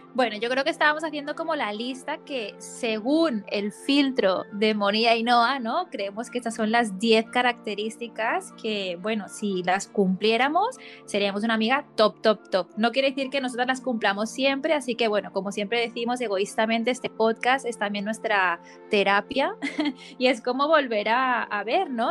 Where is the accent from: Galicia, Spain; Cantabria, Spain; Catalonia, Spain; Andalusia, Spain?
Catalonia, Spain; Barcelona; moved away; also born or lived in United States; de vuelta aquí en mi tierra natal